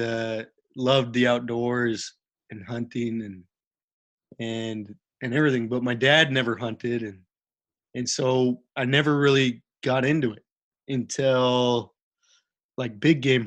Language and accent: English; Salt Lake City, Utah, United States; we grew up like shooting, you know, rats and squirrels, quail, all in the backyard of Salt Lake City. You know, we grew up in the Mount Olympus Cove